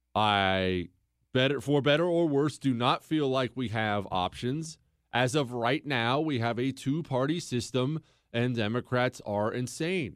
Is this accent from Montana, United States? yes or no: yes; Bozeman, Montana, United States; now in Houston, United States; I grew up in Bozeman, Montana